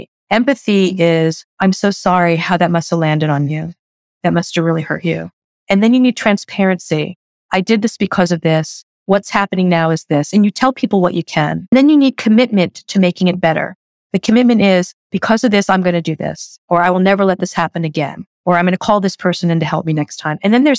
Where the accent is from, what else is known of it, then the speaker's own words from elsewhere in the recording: New York, United States; I am blunt, but kind. I'm a New Yorker. I don't waste your time.